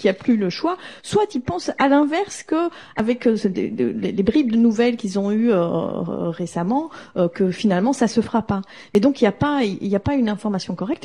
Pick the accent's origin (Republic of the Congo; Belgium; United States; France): Belgium; en tant que Belge